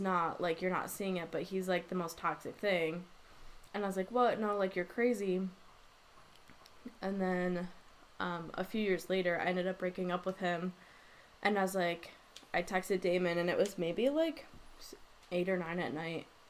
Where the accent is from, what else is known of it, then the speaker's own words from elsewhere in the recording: Grand Rapids, Michigan, United States; now in Wisconsin, United States; I'm from Grand Rapids, Michigan, so it's, like, right across the lake from Milwaukee